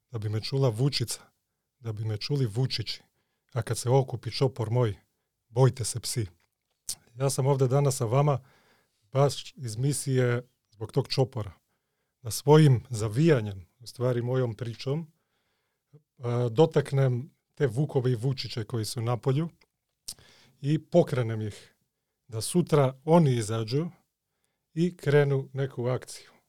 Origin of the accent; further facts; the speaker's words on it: Serbia; also born or lived in Skopje, North Macedonia; Главно, кога сам био клинец, Ja sam rođen ovde u Skoplju, Živeli smo onako u baš mladom detinstvu ovde. mm-hmm. ali svaki put kad bi roditelji imali ono, bračne probleme, hajde odmah u Srbiju, zimski raspust, dok se to ne reši. Tako da sam pošao u školu u Srbiju u stvari.